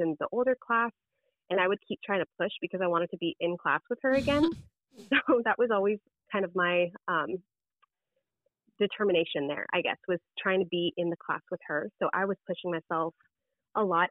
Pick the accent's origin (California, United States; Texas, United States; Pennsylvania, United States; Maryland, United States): California, United States; Southern; I grew up in Southern California